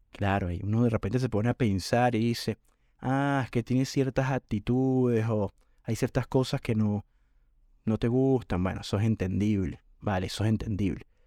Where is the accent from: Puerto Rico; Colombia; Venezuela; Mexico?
Venezuela; cuando era chamo, como decimos en Venezuela, cuando era un chico adolescente